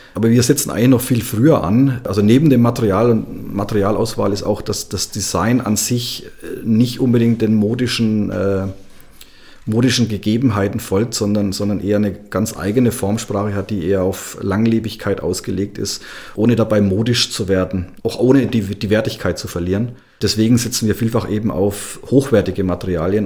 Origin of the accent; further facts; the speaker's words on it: Upper Franconia, Bavaria, Germany; ich ja ein mehr oder weniger gebürtiger Oberfranke bin